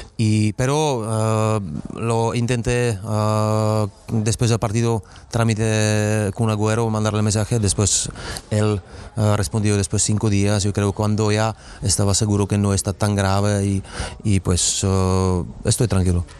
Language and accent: Spanish; Czechia; Spanish is a second language; moved away as an adult; also born or lived in Madrid, Spain / Istanbul, Turkey; estoy jugando todavía en mi país, donde he crecido con los jugadores jóvenes